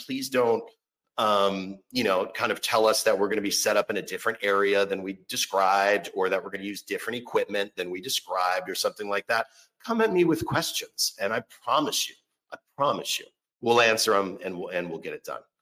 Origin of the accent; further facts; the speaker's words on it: Orlando, Florida, United States; now in Seattle, United States; I'm originally from Orlando, Florida